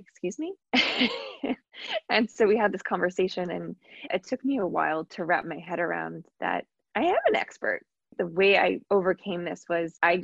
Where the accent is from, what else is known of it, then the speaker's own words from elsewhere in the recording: Long Island, New York, United States; I grew up on Long Island